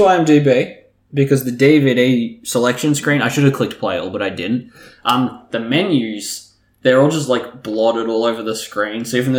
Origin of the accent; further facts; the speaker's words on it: Canada; Yeah. I'm Canadian.